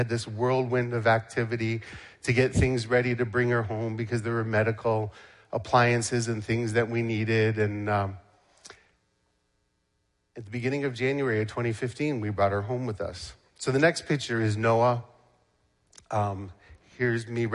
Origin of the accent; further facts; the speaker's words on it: Canada; now in United States; I am Canadian, but I'm a U.S. citizen now